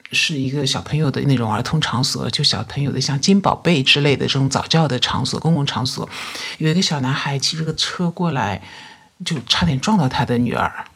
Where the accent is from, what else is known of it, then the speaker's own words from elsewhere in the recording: Yangtze River Delta, China; 我是出生在我们这个长三角地区的一个经济发达的一个省份，从小到大一直都是生活、学习都是在这个城市